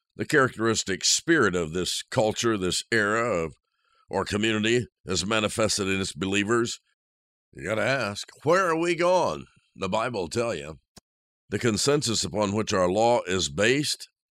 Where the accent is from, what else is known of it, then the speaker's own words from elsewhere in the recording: Indiana, United States; moved away; I'm from Indiana, so I left the snow and the cold